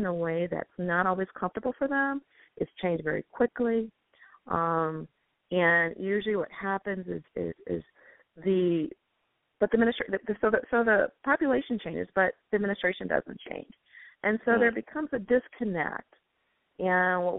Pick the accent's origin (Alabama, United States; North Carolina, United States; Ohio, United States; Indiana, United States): Alabama, United States; Selma; now in Maple Heights, United States; I am from Selma, Alabama.